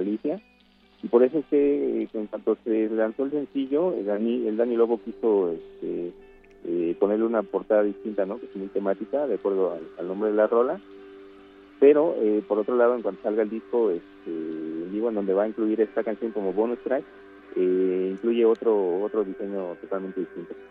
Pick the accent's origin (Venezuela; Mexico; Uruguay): Mexico; Cuautitlán, State of Mexico; Somos del Estado de México, de Cuautitlán